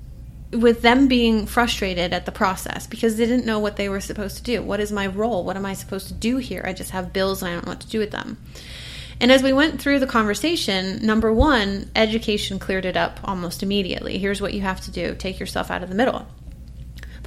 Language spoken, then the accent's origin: English; Portland, Oregon, United States; I'm from Portland, Oregon. That's where I live